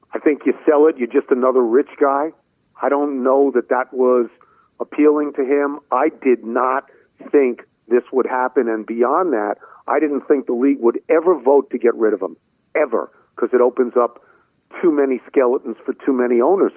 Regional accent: New York, United States; moved away as an adult; now in Washington, D.C., United States; I come from New York

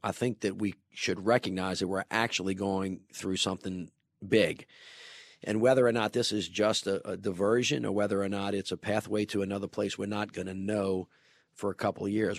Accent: New Orleans, Louisiana, United States; grew up in the city of New Orleans, born and raised

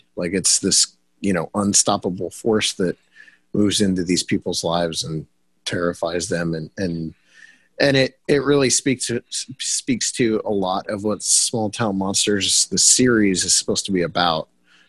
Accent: Bolivar, Ohio, United States; I grew up in Bolivar, Ohio.

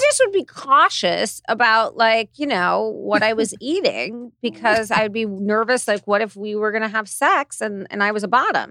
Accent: Hidden Hills, California, United States; I grew up in Hidden Hills, went to U S C

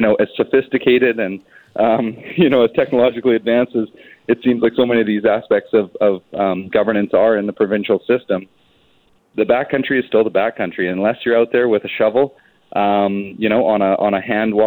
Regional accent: British Columbia, Canada; we as British Columbians

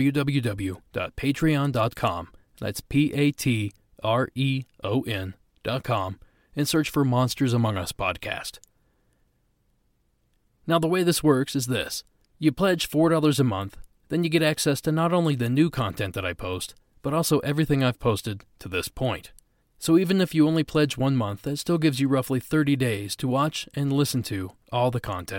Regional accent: Midwest, United States; I grew up in the Midwest

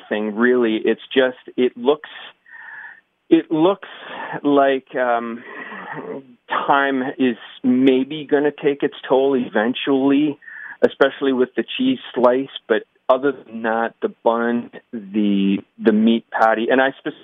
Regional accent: Waterloo, Ontario, Canada; I'm from Waterloo

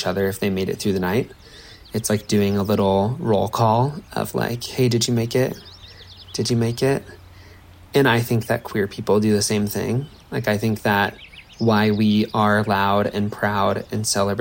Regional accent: Nebraska, United States; As a little queer kid growing up in Nebraska

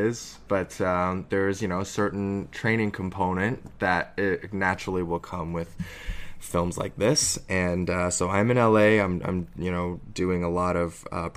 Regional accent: Toronto, Ontario, Canada; born or raised there; also born or lived in Harbin, China

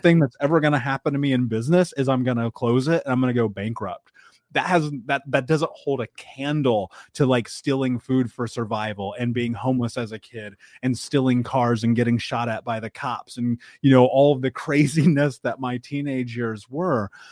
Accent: Midwest, United States; I grew up in the Midwest

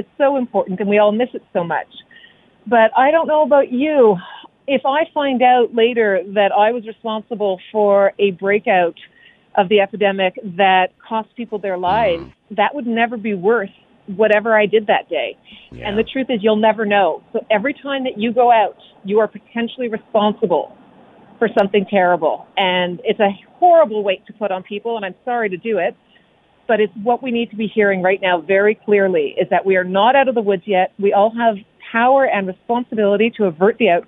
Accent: Canada; we're Canadian.

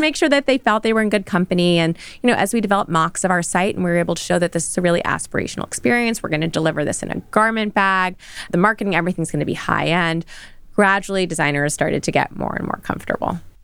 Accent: New York City, New York, United States; in the thick of New York, Midtown.

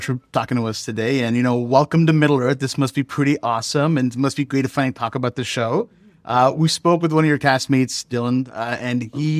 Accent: Pakistan; I'm not Persian, but I'm Pakistani.

